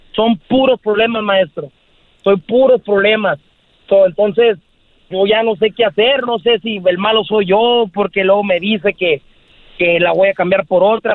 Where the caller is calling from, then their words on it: Guaymas, Sonora, Mexico; Te escucho desde Guaymas, Sonora